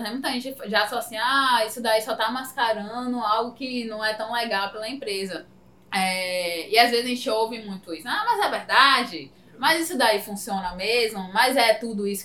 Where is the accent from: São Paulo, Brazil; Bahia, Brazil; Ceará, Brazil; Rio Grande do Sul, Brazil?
Bahia, Brazil; Salvador; E aí, quando, inclusive, a galera, alguns clientes que são de Salvador, quando a gente fala, não, a gente é de Salvador, mas de Salvador!